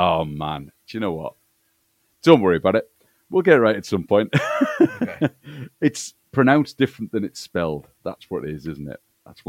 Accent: Newcastle upon Tyne, North East England, United Kingdom; moved away; I'm from Newcastle originally, but I live in Leeds now. But when I get a bit angry, the old Geordie comes out. I mean, I sound a lot more northern than I really am.

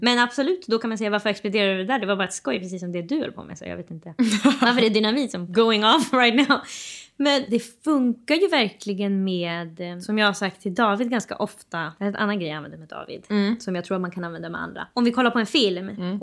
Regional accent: Sweden; vi växer ju upp, när man växer upp i Sverige så växer man upp med bilden av att svenskar är inte rasistiska

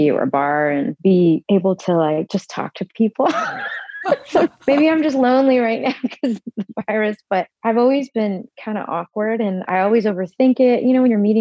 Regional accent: Texas, United States; moved away; I loved growing up in Texas.

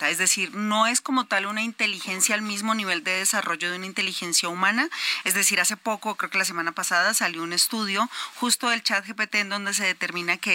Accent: Mexico; nadie nos gana en México a los albures.

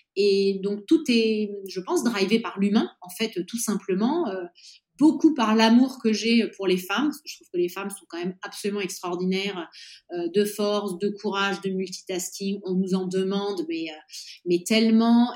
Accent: Nice, Provence-Alpes-Côte d'Azur, France; moved away as an adult; also born or lived in Normandy / Paris / Madrid, Spain; now in Florence, Italy; Je suis née en Normandie, j'ai grandi à Nice

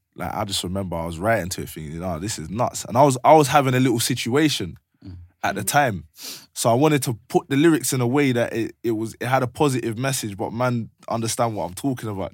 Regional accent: London, United Kingdom; I'm from Blue Borough

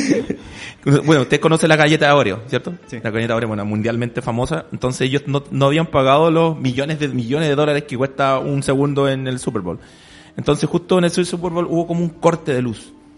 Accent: Chile

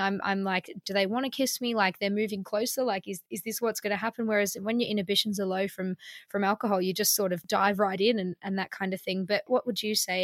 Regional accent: Melbourne, Victoria, Australia; now in London, United Kingdom; in Melbourne where I'm from

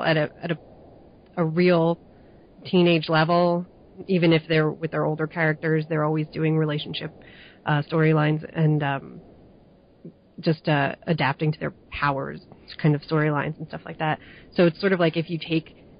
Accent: New Jersey, United States; I'm from New Jersey, and I was in a pretty lily-white area

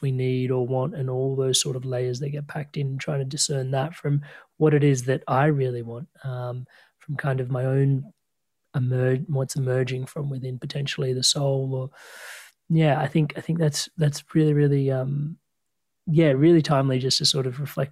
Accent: Australia; I was born in Australia

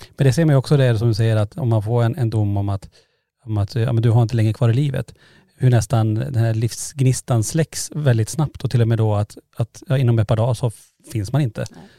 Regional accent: Norrland, Sweden; vi är från Norrland

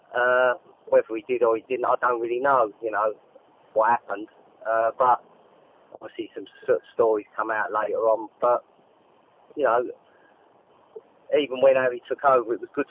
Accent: London, United Kingdom; Both sets of my parents were East Enders. I was born in Mile End

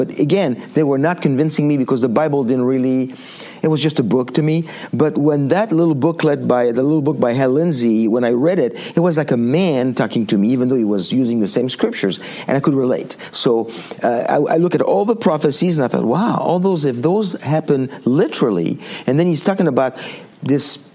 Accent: Île-de-France, France; moved away as an adult; now in United States; I grew up in born and raised in France

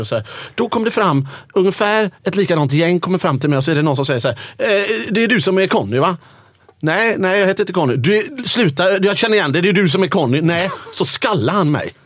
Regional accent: Gothenburg, Västra Götaland, Sweden; Jag som är från Göteborg

